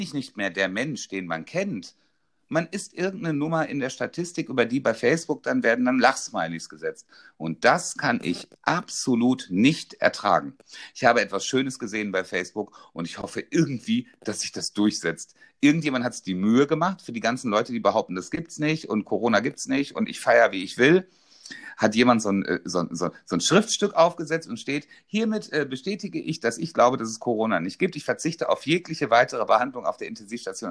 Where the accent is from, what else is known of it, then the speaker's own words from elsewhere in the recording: North Rhine-Westphalia, Germany; ich komme aus NRW